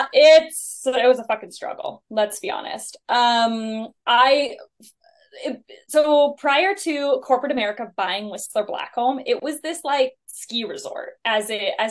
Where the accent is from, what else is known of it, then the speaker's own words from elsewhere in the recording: South Lake Tahoe, California, United States; I grew up in South Lake Tahoe in California, big skier mountain person.